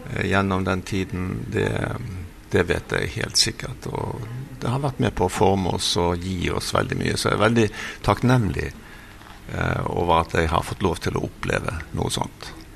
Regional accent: Bergen, Vestland, Norway; moved away as an adult; also born or lived in Brazil; jeg vokste opp eh, på Melkeplassen, arbeider, et arbeiderstrøk i Bergen.

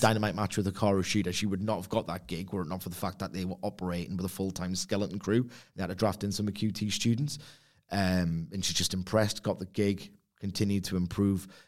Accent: Newcastle upon Tyne, North East England, United Kingdom; I'm from Newcastle upon Tyne, England

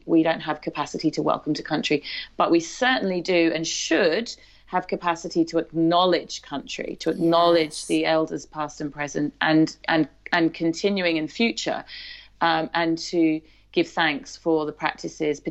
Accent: English countryside, England, United Kingdom; moved away as an adult; also born or lived in Newtown, Sydney, Australia; now in Australia; I grew up in the English countryside

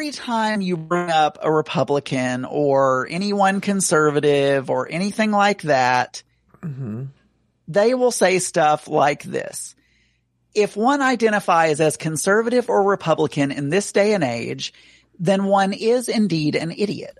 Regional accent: South Arkansas, United States; I grew up in South Arkansas.

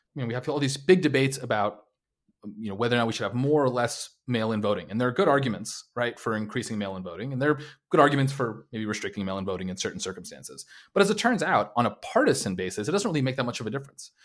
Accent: New York City, New York, United States; also born or lived in New Jersey / Long Island; I'm from, uh, the New York City area. I was, uh, born in New York City, New Jersey, Long Island

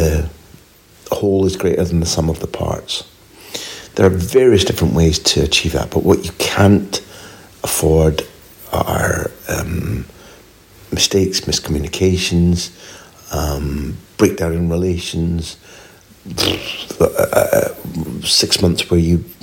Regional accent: Scotland, United Kingdom; moved away as an adult; also born or lived in Spain; I grew up in Scotland

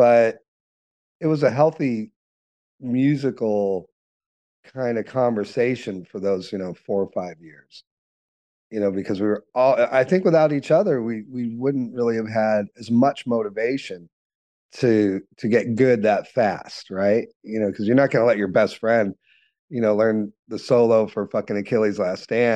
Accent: Los Angeles, California, United States; growing up in Hollywood

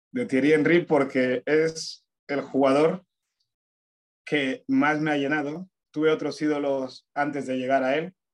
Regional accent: Fuerteventura, Canary Islands, Spain; born or raised there; also born or lived in Añisoc, Equatorial Guinea

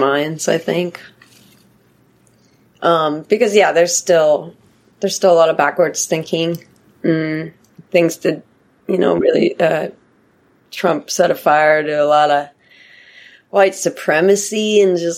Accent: Pacific Northwest, United States; I grew up in the Pacific Northwest

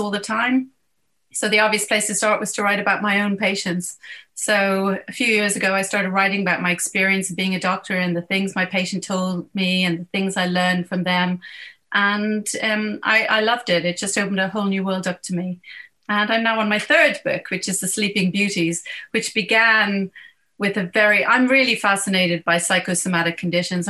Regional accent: Dublin, Leinster, Ireland; moved away as an adult; now in United Kingdom; I'm from Dublin and I studied medicine in Trinity, and I am now a neurologist at the National Hospital of Neurology in the UK

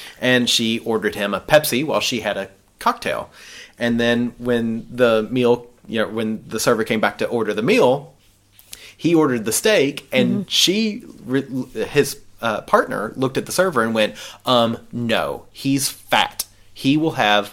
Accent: the South, United States; I grew up in the South

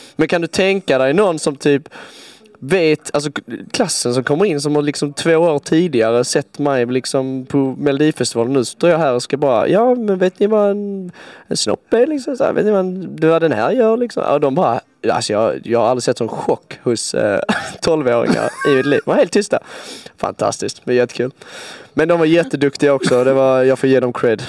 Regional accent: Svarte, Skåne, Sweden; now in Stockholm, Sweden; i min hemstad så är eh, den är väldigt liten

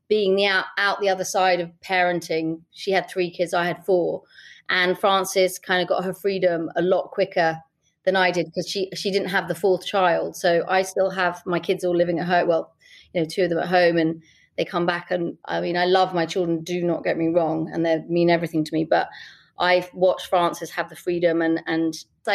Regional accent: London, United Kingdom; I was from Camden

